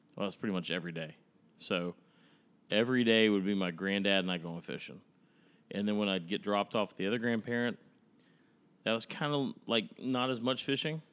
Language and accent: English; Dallas, Texas, United States; also born or lived in Tyler, Texas; So, Dallas, Texas, where I was born, raised, and spent, I mean, ninety percent of my life until I was eighteen